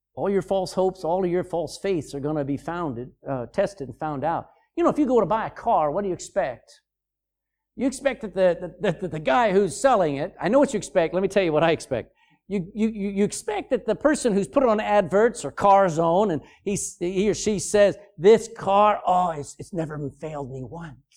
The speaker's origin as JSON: {"language": "English", "country": "United States", "moved": "as an adult", "lives_now": "Ireland", "said": "I come from America there twenty-four years ago"}